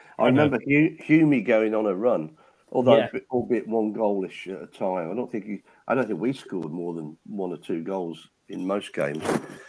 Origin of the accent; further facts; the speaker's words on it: Warwickshire, West Midlands, United Kingdom; I was born in Warwickshire. I was born just down the road from here.